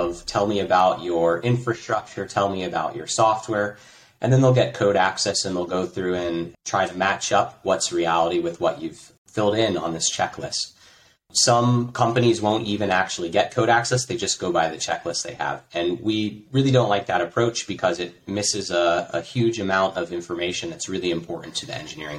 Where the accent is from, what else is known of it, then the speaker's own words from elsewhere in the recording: United States; moved away as an adult; now in Croatia; I'm an American, and I live in Croatia. I moved here 8 years ago.